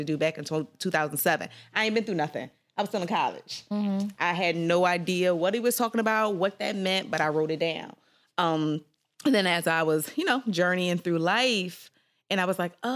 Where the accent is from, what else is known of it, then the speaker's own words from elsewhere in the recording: Philadelphia, Pennsylvania, United States; also born or lived in Tennessee / South Korea; I'm from North Philly. I went to Simon Grass